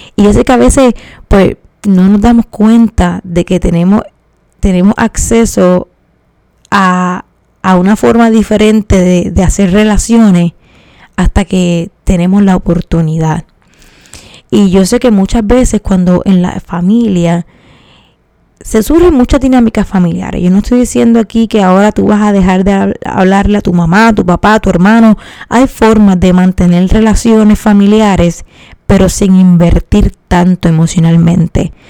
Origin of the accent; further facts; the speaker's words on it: Puerto Rico; cómo somos los puertorriqueños